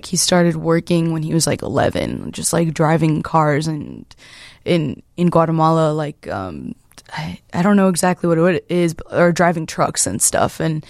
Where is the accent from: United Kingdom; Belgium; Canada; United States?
United States; Chicago, Illinois; Well, I grew up in the Irving Park neighborhood. That's where my first memories come from. Irving Park, and then I feel like we briefly moved to the West Side for a year or two or something like that, and then came back to Irving Park area.